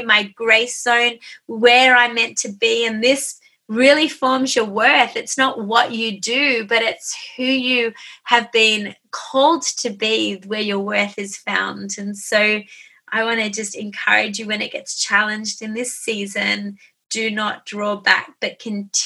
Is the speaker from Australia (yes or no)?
yes; Australia; I'm an Aussie